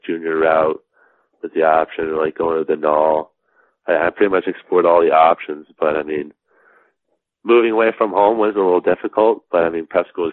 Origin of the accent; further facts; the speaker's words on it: Alexandria, Virginia, United States; I was born in Alexandria, Virginia, kind of right on the outside of D.C.